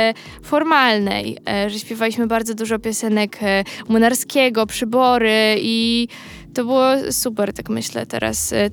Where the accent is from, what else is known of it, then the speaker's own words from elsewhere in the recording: Milanówek, Masovian Voivodeship, Poland; a ja z tak. Milanówka